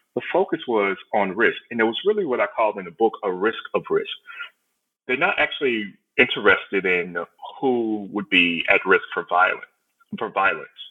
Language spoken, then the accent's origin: English; Houston, Texas, United States; I'm originally from Houston, uh, Texas, or right outside of Houston, Texas